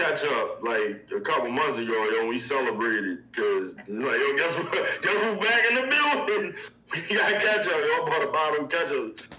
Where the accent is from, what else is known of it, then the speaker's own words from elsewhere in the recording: Baltimore, Maryland, United States; I'm from Baltimore, yo.